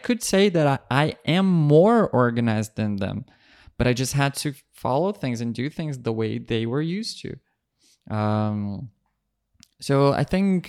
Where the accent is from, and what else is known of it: Brazil; English is a second language; moved away